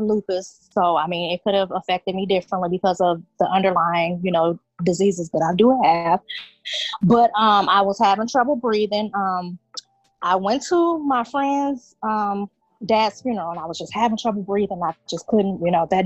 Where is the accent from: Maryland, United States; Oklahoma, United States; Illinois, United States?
Illinois, United States; Rockford; I am from Rockford, Illinois